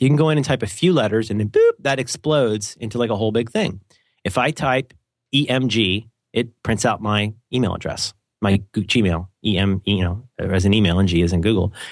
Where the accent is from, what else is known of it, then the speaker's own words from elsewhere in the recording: United States; I'm an American